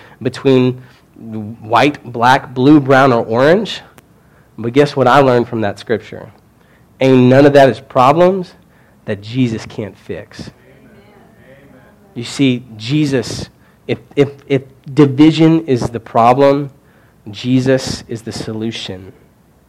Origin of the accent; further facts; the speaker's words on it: Kentucky, United States; moved away; I'm from Kentucky